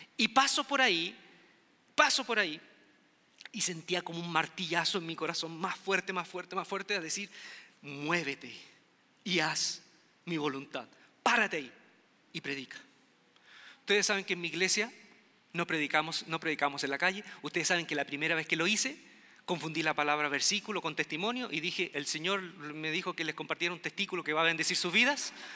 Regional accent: Quilpué, Valparaíso, Chile; moved away as an adult; yo venía de un pueblo olvidado, un pueblo pequeño, Quilpué se llama Quilpué, mi pueblo de nacimiento.

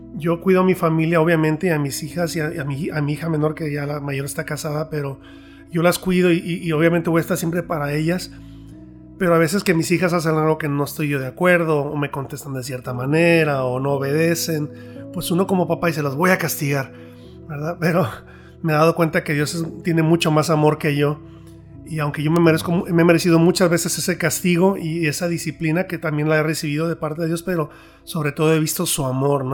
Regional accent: Mexico; yo soy mexicano

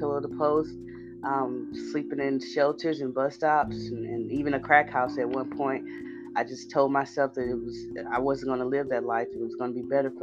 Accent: Houston, Texas, United States; I'm from Houston. I'm 30 years old. I grew up, like I said, in Fifth Ward.

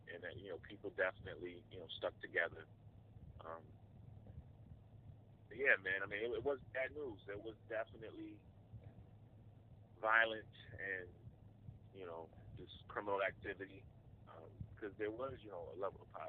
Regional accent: New York City, New York, United States; Red Hook was it was rough, man. I mean, it, it, it's funny, but it was it was love. So you never really know um, that you're you know poor or, or that you're around poor people when it's family.

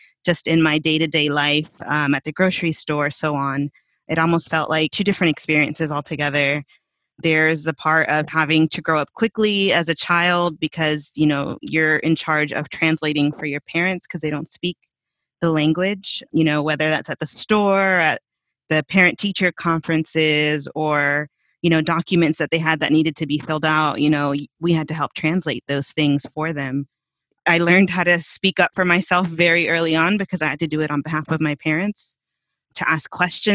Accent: Marietta, Georgia, United States; first language Spanish; English is a second language; also born or lived in Veracruz, Mexico; my upbringing, all of my childhood is actually here in Marietta, just north of Atlanta

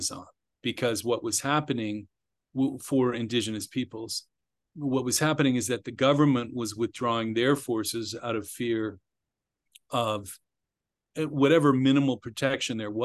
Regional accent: Bethesda, Maryland, United States; I grew up just outside Washington, D.C. in Bethesda, Maryland

